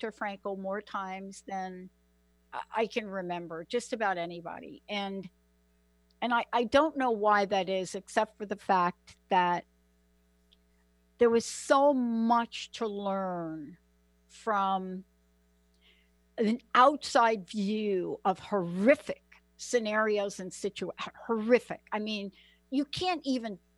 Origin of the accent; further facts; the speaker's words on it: New York City, New York, United States; I'm from the Bronx.